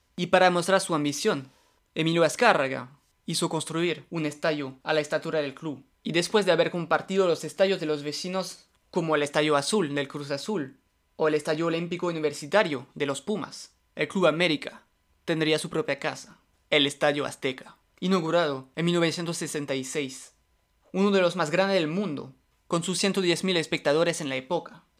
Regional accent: France; yo soy francés

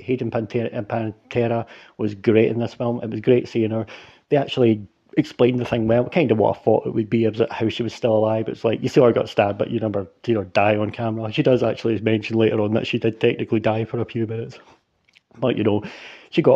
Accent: Scotland, United Kingdom; I'm a Scottish dude

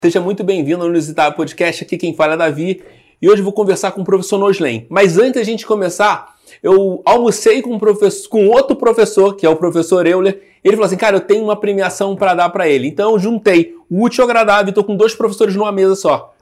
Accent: Rio de Janeiro, Brazil; eu sou, acho que você percebeu que eu sou carioca

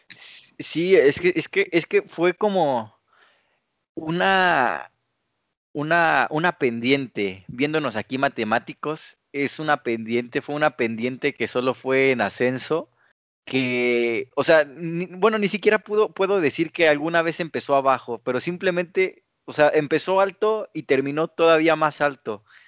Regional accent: Mexico; somos como mexicanos

